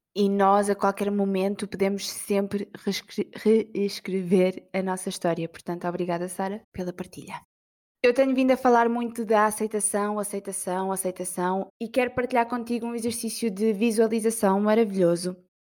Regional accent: Portugal; eu sou da Vieira

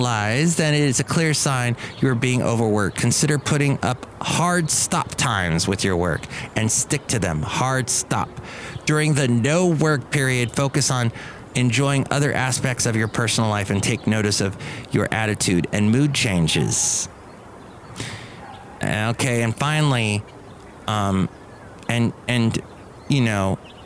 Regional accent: California, United States; also born or lived in Alabama; I grew up in California

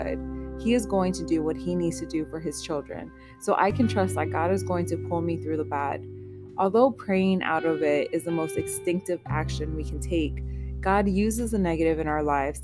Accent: United States; I was born in the States, my parents are both from Nicaragua

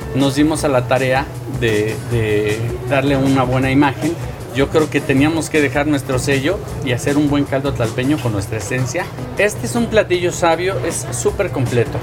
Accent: Mexico City, Mexico; El caldo tlalpeño es algo que le da esencia al lugar donde yo crecí, donde trabajo

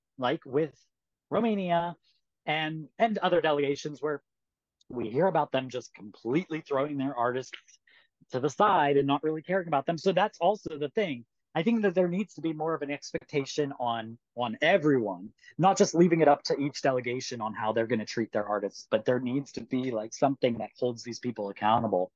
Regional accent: United States; as an American

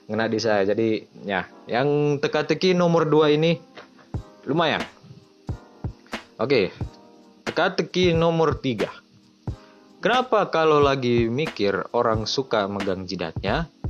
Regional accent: Luwuk, Central Sulawesi, Indonesia; di daerah saya di Luwuk kayaknya saya jarang lihat telur kayak gitu

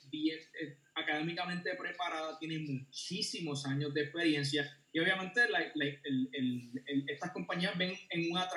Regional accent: Puerto Rico; Somos, eh, somos un territorio no incorporado, somos ciudadanos americanos

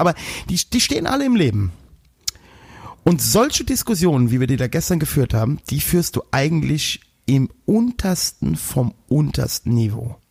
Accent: Westerwald, Rhineland-Palatinate, Germany; Als Westerwälder

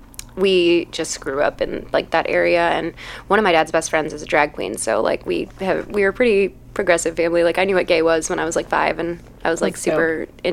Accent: Chicago, Illinois, United States; I am originally from Chicago, from the area of Lakeview, but I have lived all over Chicago. I've also gone to school all over Chicago, so I feel like I've, like, just grown up all over the city.

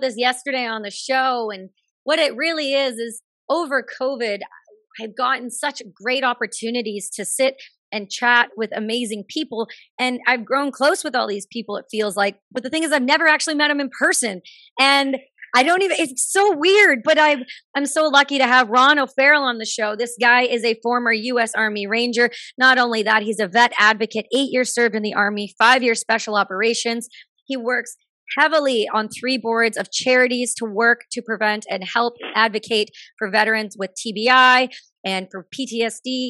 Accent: Canada; being a Canadian

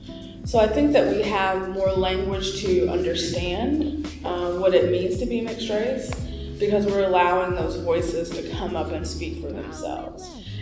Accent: United States; And also the way I was raised to socialize in the United States of America.

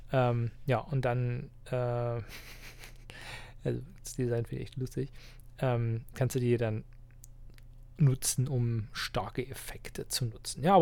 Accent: Halberstadt, Saxony-Anhalt, Germany; die ich bei mir in meiner Heimatstadt und Wohnort Halberstadt mache

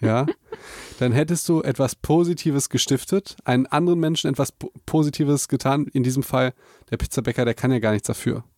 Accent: Germany; Für uns als Deutsche

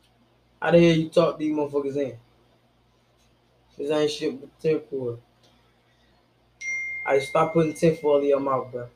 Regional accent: St. Louis, Missouri, United States; this is where I was raised, that I'm from the STL

